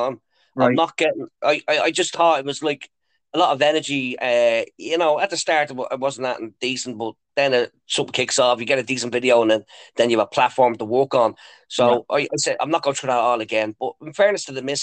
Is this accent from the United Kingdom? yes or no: no; Dublin, Leinster, Ireland; moved away as an adult; now in Lucan, Ireland; Originally, I'm from Ballyferma. Growing up in Ballyferma, it was very tough back in the day.